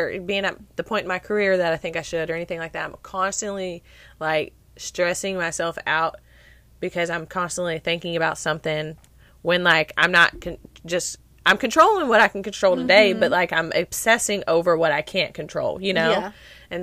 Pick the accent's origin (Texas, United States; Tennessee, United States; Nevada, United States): Tennessee, United States; I'm just born and raised in Tennessee